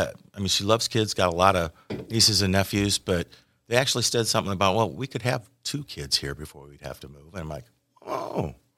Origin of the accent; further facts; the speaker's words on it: Lisle, Illinois, United States; also born or lived in Iowa / Bethany, Illinois; So I was born in Iowa. Did some of my formative years in Lisle, up a suburb of Chicago.